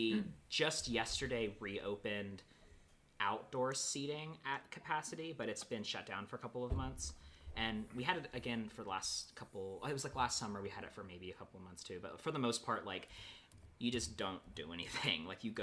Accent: Marietta, Ohio, United States; born or raised there; moved away as an adult; also born or lived in Pittsburgh, Pennsylvania; now in Los Angeles, United States

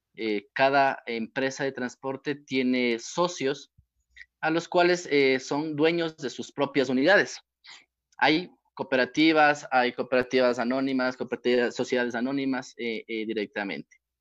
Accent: Ecuador; aquí en mi país

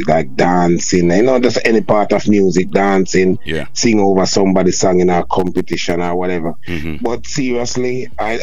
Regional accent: Kingston, Jamaica; also born or lived in Trelawny, Jamaica; I spent born at Kingston, spent 90% of my life at Kingston

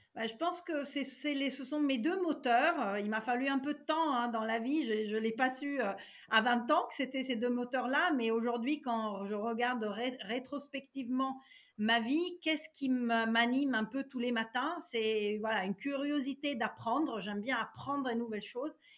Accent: Italy; moved away as an adult; now in France; Je suis née en Italie et euh, j'y ai vécu euh, jusqu'à mes 24 ans

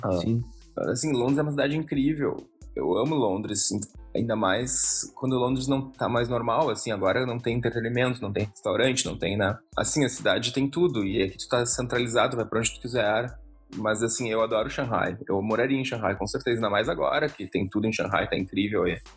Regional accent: Porto Alegre, Rio Grande do Sul, Brazil; moved away as an adult; also born or lived in Israel; now in London, United Kingdom; a gente era no mesmo colégio israelita em Porto Alegre

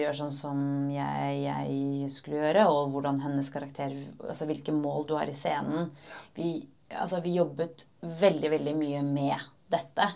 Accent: Oslo, Norway; jeg er født og oppvokst i Oslo

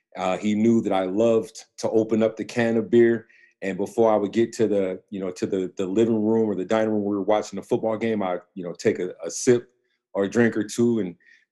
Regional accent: San Diego, California, United States; also born or lived in Connecticut; now in Jacksonville, United States; Well, I was born in Jacksonville, Florida, where I currently reside. My dad was in the Navy, and we were only here roughly about 4 months of my life. And I moved around from Connecticut to San Diego, where pretty much where I was raised at.

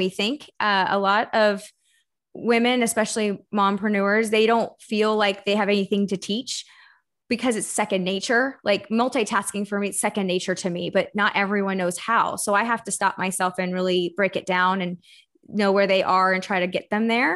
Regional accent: Texas, United States; moved away as an adult; also born or lived in Florida; So I live in Austin, Texas. I'm from Texas originally. And then I moved to Florida to go play soccer for a university.

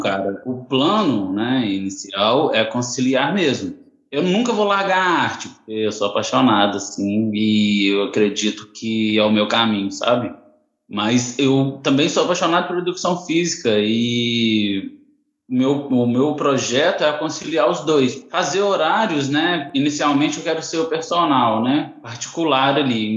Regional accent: Bambuí, Minas Gerais, Brazil; moved away as an adult; now in Niterói, Brazil; sou nascido em Minas Gerais, Bambuí, mudei para Niterói

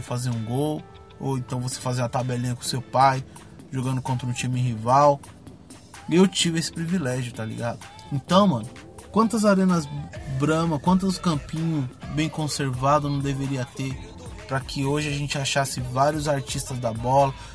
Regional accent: São Paulo, Brazil; eu nasci no Peri, cresci lá

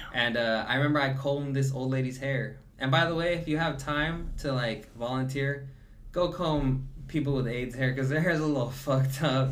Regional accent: the South, United States; I was born in the South

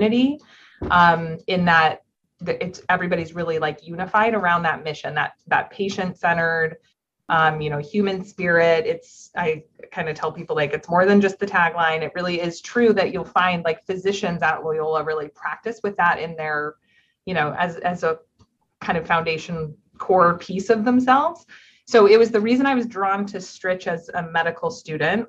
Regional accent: Orange County, Southern California, United States; moved away as an adult; also born or lived in Upstate New York / New York City; now in Chicago, United States; I'm from Southern California. I'm from Orange County

